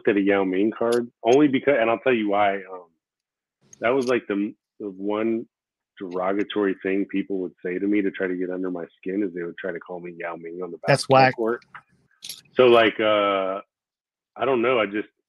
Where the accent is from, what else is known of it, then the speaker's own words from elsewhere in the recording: Florida, United States; first language Korean; English is a second language; also born or lived in New York; He's from Florida. I'm from Florida.